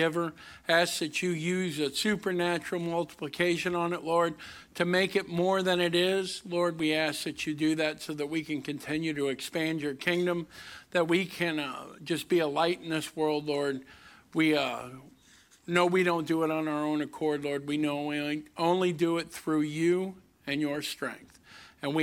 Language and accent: English; Kinloch, Missouri, United States; also born or lived in Berkeley, Missouri / Overland, Missouri; now in Lincoln County, Missouri, United States; I grew up in Kinloch. I moved to Berkeley. We got uppity. We moved all the way to Overland.